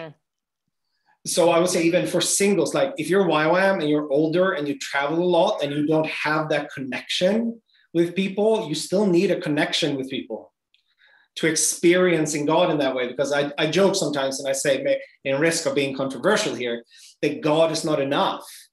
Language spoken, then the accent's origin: English; Sweden; I am from Sweden, we are very sexually free country.